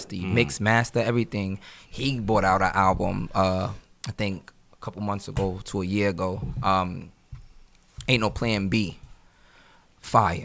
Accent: New York City, New York, United States; I'm from Queens, New York

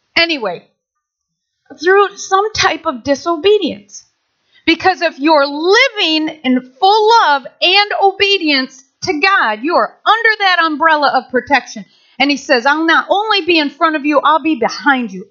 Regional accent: Nashville, Michigan, United States; I grew up in Maple Valley, Nashville, Michigan.

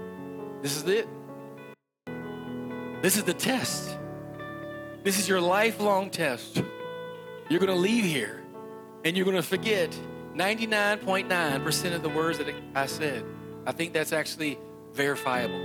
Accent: West Virginia, United States; I'm from West Virginia. It's not going to come out like the way it does for you all

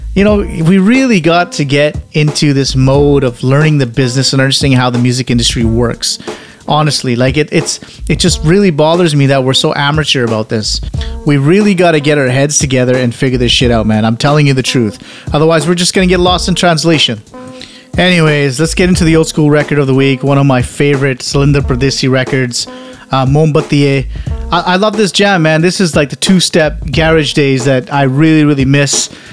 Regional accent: Canada; also born or lived in United Kingdom; being Canadian

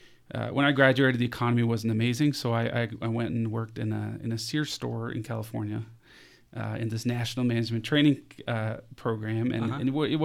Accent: Capital Region, Denmark; So yeah, I was born and raised in Denmark, just outside Copenhagen, which is the capital of Denmark.

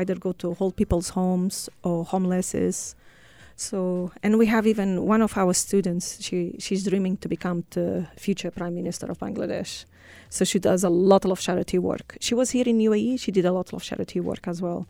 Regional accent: Portugal; moved away as an adult; now in United Arab Emirates; from Portugal.

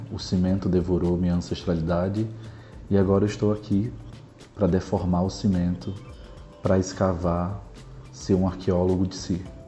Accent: Natal, Rio Grande do Norte, Brazil; moved away as an adult; now in São Paulo, Brazil; sou do Rio Grande do Norte

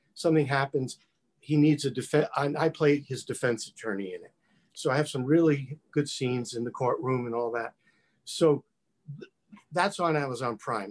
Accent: New York, United States; growing up in New York

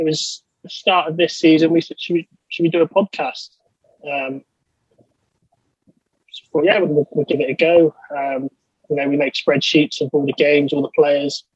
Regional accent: Somerset, near Glastonbury, South West England, United Kingdom; I'm from southwest England, in Somerset, near the town of Glastonbury, where the festival is

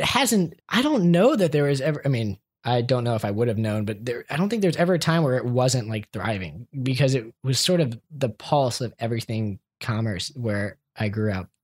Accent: Columbia, Maryland, United States; moved away; where I grew up was in Columbia

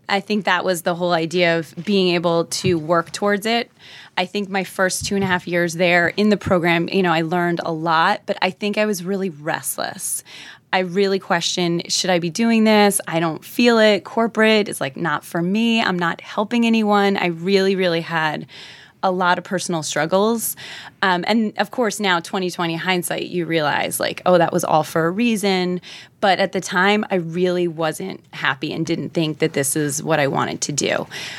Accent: New Jersey, United States; accent: Jersey; they liked the fact that I was, you know, American. They probably liked my Jersey accent.

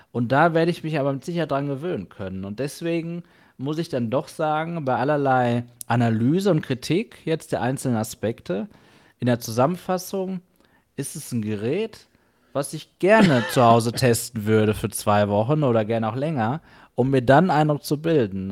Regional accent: Germany; für mich jetzt hier als Deutscher

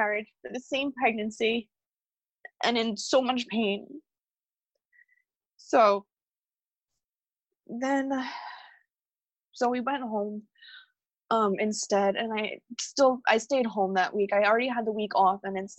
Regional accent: New Jersey, United States; we're from New Jersey

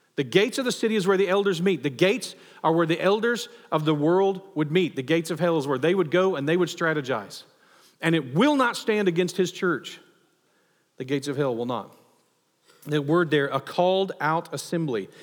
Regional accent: United States; as a patriot, as an American

